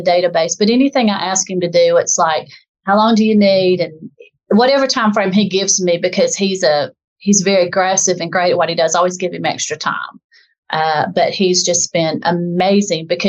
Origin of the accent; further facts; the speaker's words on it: the South, United States; accent: southern; as you can probably tell from my dialect, I'm from the South in a southern part of the United States